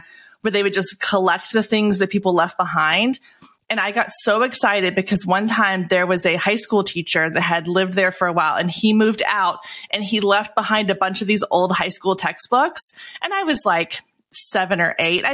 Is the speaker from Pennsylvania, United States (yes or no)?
no; Waco, Texas, United States; I grew up in Waco, Texas